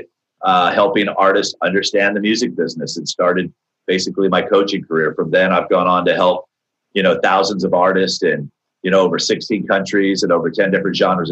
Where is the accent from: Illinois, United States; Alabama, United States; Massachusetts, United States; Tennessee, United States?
Alabama, United States; moved away; also born or lived in Santa Barbara, California; I was from Alabama